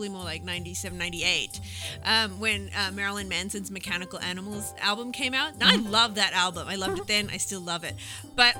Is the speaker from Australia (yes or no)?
yes; Australia